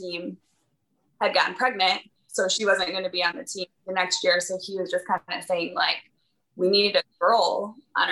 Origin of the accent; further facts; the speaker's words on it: Michigan, United States; now in Missouri, United States; I'm originally from Michigan